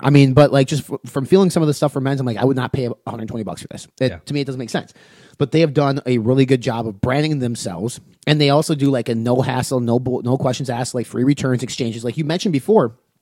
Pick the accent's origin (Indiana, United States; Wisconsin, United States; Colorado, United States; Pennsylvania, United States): Wisconsin, United States; my entire family were Packer fans because I grew up in Wisconsin